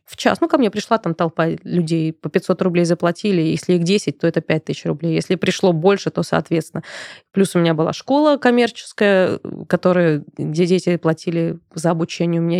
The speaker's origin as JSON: {"language": "Russian", "region": "Moscow", "country": "Russia", "tie": "born or raised there", "said": "я родилась и выросла в Москве"}